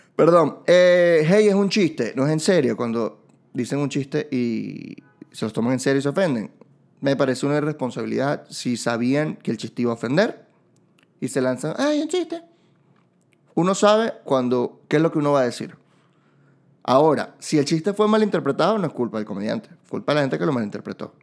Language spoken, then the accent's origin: Spanish; Barquisimeto, Lara, Venezuela; yo soy de Barquisimeto